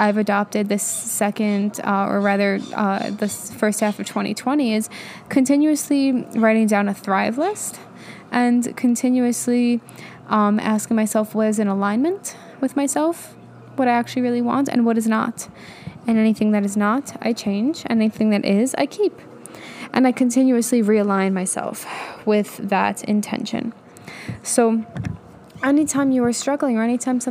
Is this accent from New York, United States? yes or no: yes; New York, United States; moved away; I'm from New York